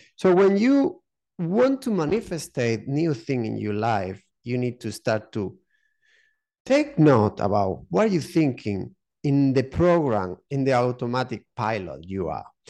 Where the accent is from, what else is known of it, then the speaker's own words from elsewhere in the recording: southern Spain, Spain; English is a second language; moved away as an adult; also born or lived in United Kingdom; now in Málaga, Spain; I'm from Spain. Um, yeah, from the south of Spain